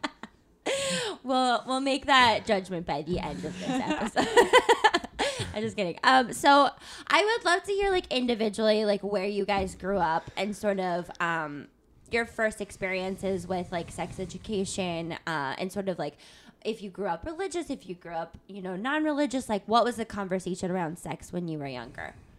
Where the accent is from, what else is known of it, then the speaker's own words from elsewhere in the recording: Tucson, Arizona, United States; I'm from Tucson, Arizona